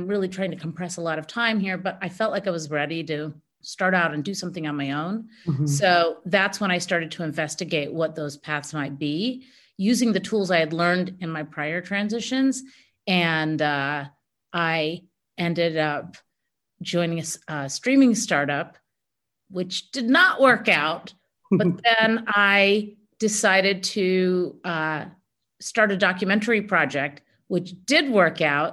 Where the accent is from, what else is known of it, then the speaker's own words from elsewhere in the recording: United States; I was born here in the United States